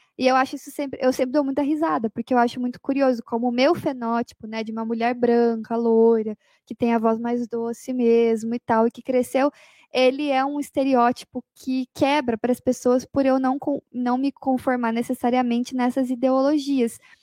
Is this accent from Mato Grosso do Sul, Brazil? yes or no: no; Curitiba, Paraná, Brazil; Eu sou de Curitiba